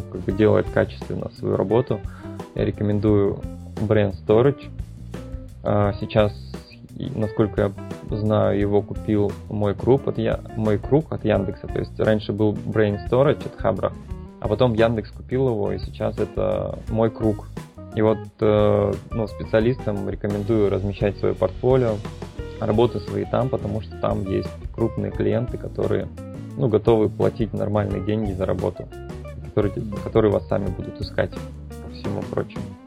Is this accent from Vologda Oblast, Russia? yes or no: no; Blagoveshchensk, Amur Oblast, Russia; moved away as an adult; also born or lived in Vladivostok / Novosibirsk / China; now in Thailand; я вообще из Амурской области, это город Благовещенск.